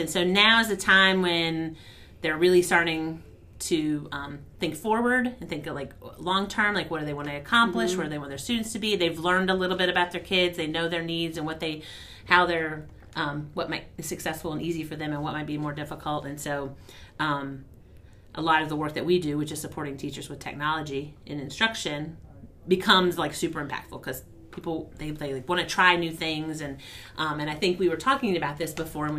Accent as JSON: {"language": "English", "region": "Southern Virginia", "country": "United States", "said": "I'm from the Southern Virginia"}